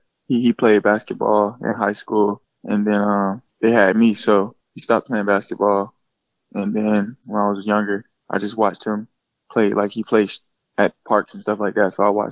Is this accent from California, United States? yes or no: no; Gainesville, Florida, United States; is from Gainesville, my mom and dad's family, so I've been here my whole life. It was kind of cool growing up in Gainesville